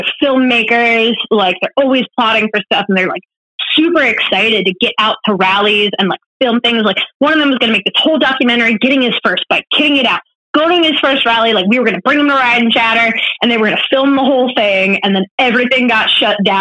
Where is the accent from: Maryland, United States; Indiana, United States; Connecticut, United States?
Maryland, United States; Baltimore County; I'm from Baltimore County, and I live in Baltimore City